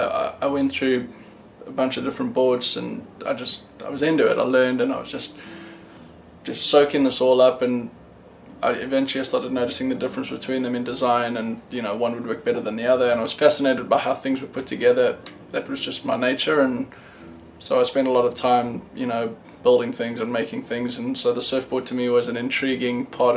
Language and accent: English; South Africa; born there; I started I was born in South Africa.